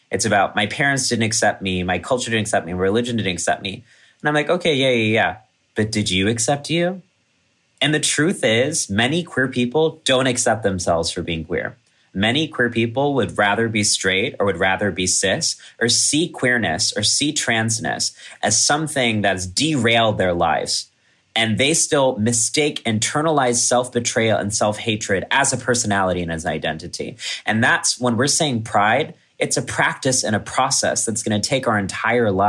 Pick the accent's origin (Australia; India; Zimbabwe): India; Kerala; One of my best performances ever was in my hometown village in Kerala, where my dad's family is from.